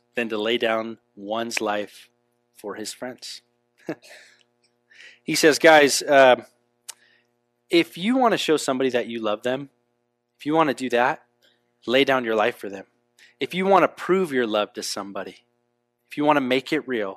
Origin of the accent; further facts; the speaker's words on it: United States; also born or lived in Europe; I love this country. This is where I was born